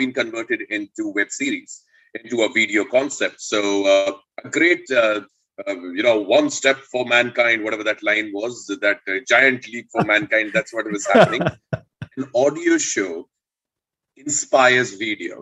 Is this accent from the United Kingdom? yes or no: no; Indore, Madhya Pradesh, India; I grew up in Madhya Pradesh and Indore